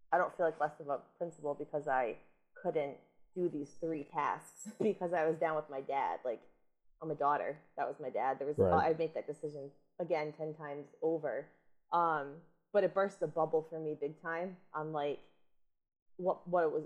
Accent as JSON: {"language": "English", "town": "East Greenwich", "region": "Rhode Island", "country": "United States", "tie": "born or raised there", "said": "I went to my hometown of East Greenwich"}